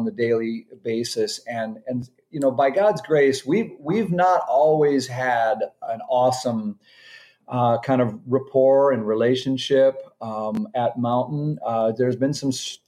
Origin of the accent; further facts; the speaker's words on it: Minnesota, United States; moved away as an adult; now in Maryland, United States; I'm from Minnesota originally